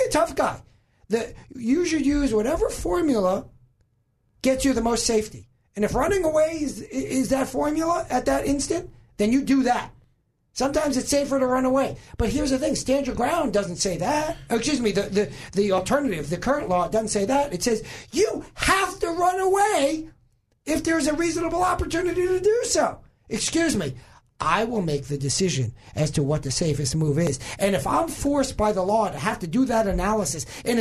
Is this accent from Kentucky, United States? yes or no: no; suburbs of New York, United States; now in Arkansas, United States; I grew up in the suburbs of New York.